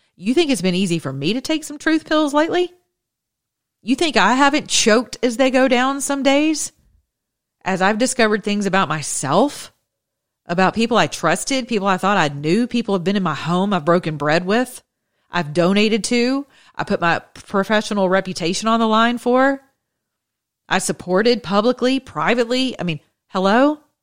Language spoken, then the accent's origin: English; the South, United States; I'm from the South